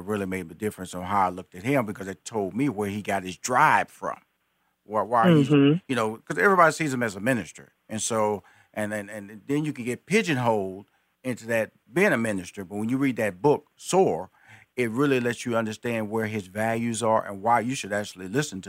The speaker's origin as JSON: {"language": "English", "region": "Texas", "country": "United States", "said": "I'm a Texan."}